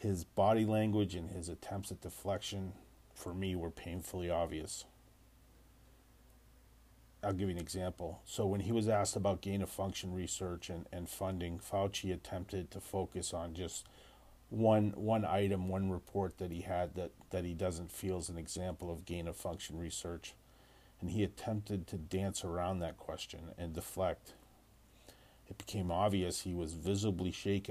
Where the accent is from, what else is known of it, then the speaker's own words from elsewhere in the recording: United States; as an American